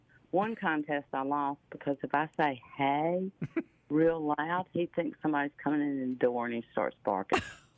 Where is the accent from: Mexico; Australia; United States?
United States; the South; I'm from the South, okay?